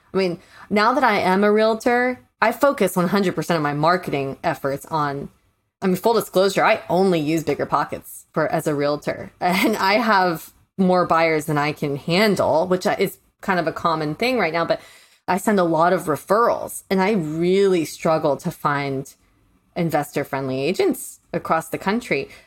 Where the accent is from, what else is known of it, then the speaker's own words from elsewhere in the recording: St. Petersburg, Florida, United States; moved away; I'm originally from Saint Pete, Florida